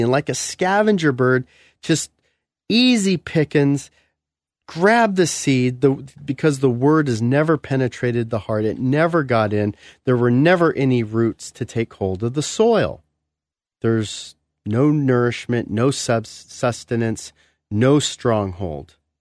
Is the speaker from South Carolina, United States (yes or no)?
no; California, United States; moved away; I come from California. We don't have crushed gravel, you know, driveways or, or roads.